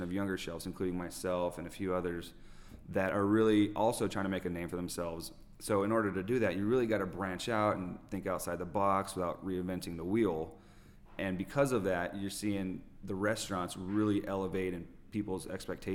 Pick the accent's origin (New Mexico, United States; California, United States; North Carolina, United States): California, United States; Orange County; moved away as an adult; also born or lived in Idyllwild / Indian Wells; now in Coachella Valley desert, United States; I'm originally from Orange County